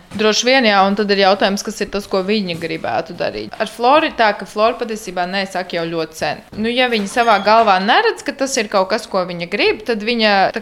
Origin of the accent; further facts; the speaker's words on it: Riga, Latvia; Mēs abi divi esam no Rīgas